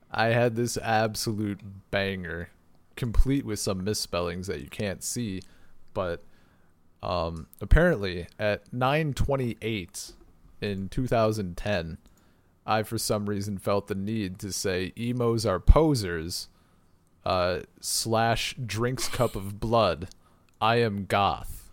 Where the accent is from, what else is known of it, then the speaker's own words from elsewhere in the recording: United States; I'm American